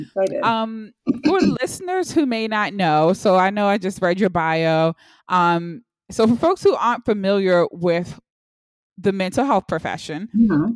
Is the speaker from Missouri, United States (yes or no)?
no; Baltimore, Maryland, United States; Right now I'm in Baltimore, Maryland. I'm from Baltimore.